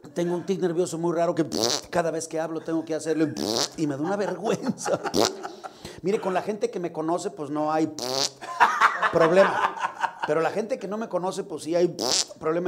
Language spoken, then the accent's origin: Spanish; León, Guanajuato, Mexico; moved away; also born or lived in Guadalajara; soy de León, a la cual amo profundamente mi tierra